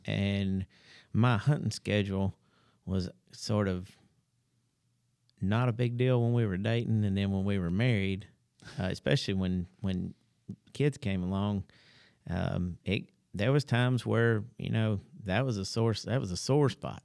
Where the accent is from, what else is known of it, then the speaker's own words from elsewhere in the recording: Huntsville, Alabama, United States; I was born and raised here in Huntsville